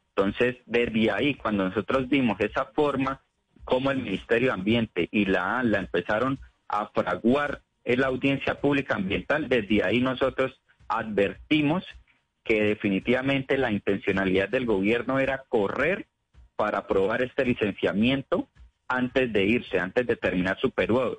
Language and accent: Spanish; Colombia; como colombianos